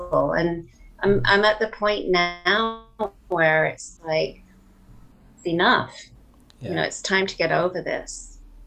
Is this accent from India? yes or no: no; England, United Kingdom; moved away as an adult; now in Canada; We stayed for 6 months, went back to England, and then I came back out here a couple of years later